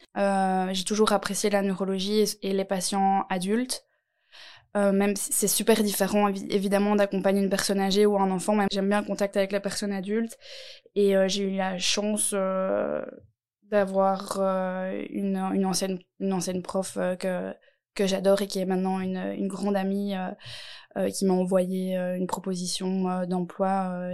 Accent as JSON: {"language": "French", "town": "Nivelles", "region": "Wallonia", "country": "Belgium", "said": "je viens de Nivelles"}